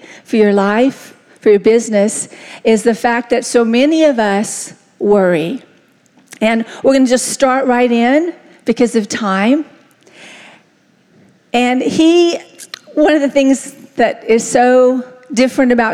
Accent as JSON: {"language": "English", "region": "the South", "country": "United States", "tie": "born or raised there", "said": "I was raised in the South, and we said stew"}